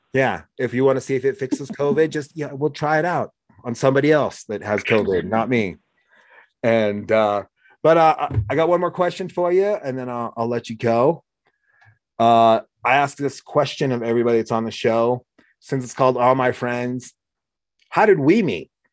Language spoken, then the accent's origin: English; Oregon, United States; moved away; also born or lived in Laramie, Wyoming; I grew up in Oregon